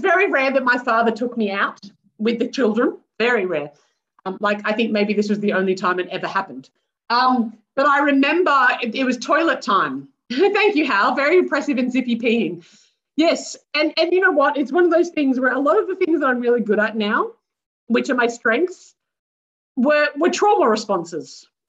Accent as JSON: {"language": "English", "country": "Australia", "tie": "born or raised there", "said": "I am white and middle class, born and raised in Australia."}